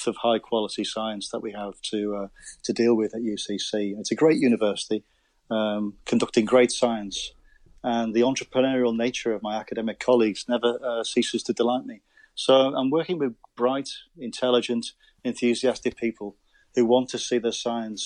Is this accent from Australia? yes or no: no; Wirral, Merseyside, North West England, United Kingdom; accent: Scouse; now in Cork, Ireland; originally, I'm from Merseyside. I was born on the Wirral, so you can probably detect a slight Scouse accent.